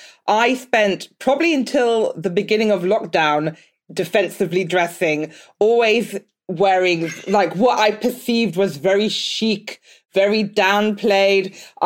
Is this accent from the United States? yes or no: no; Nigeria; I'm Nigerian, but I have some Benin in me as well, and Togo.